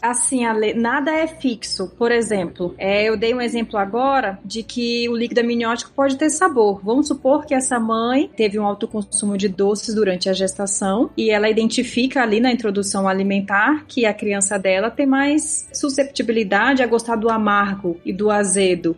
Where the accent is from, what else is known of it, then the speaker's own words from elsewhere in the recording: Rondônia, Brazil; Vez ou outra meu sotaque me entrega porque eu sou de Rondônia